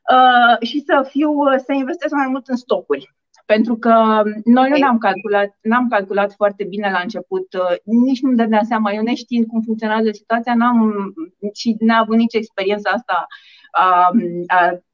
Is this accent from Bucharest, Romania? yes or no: yes; Bucharest, Romania; sunt bucureșteancă, născută și crescută în București